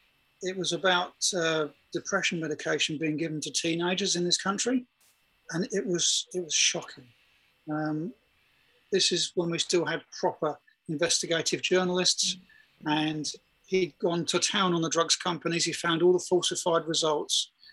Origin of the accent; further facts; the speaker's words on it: Germany; I'd seen people commit suicide when I grew up in Germany